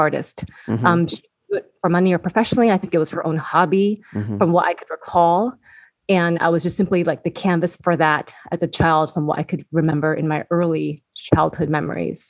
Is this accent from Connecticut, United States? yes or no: no; Seattle, Washington, United States; Born and raised in Seattle, Washington. Okay. So I'm first generation Vietnamese